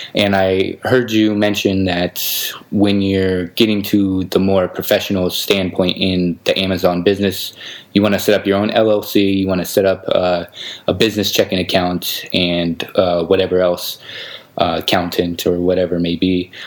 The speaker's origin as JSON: {"language": "English", "country": "United States", "moved": "yes", "lives_now": "Belgrade, Serbia", "said": "I'm actually American, but I'm living kind of the digital nomad life"}